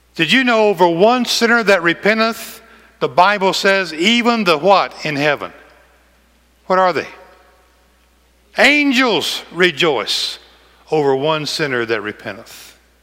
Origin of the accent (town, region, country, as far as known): McEwen, Tennessee, United States